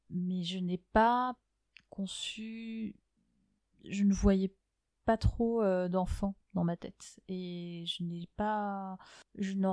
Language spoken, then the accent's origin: French; Algiers, Algiers Province, Algeria; also born or lived in Germany; Donc, moi, je suis née à Alger, euh, et euh, entre, euh, chaque année, tous les six mois, on changeait de pays. Donc on, passait six mois en Allemagne, six mois en Algérie.